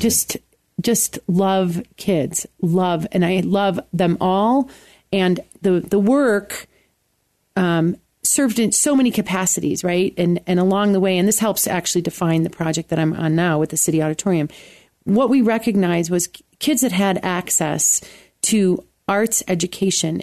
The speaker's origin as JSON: {"language": "English", "town": "Buffalo", "region": "New York", "country": "United States", "tie": "born or raised there", "also_born_or_lived": "Williamsville, New York", "moved": "as an adult", "lives_now": "Colorado Springs, United States", "said": "growing up in Buffalo"}